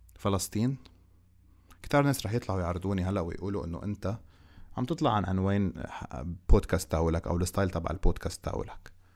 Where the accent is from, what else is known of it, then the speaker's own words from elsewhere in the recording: Lebanon; إحنا كلبنانيين